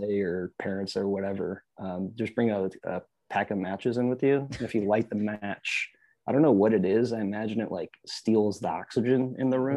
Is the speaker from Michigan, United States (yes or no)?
yes; Michigan, United States; now in Austin, United States; I'm from Michigan. I'm used to being in the, the ice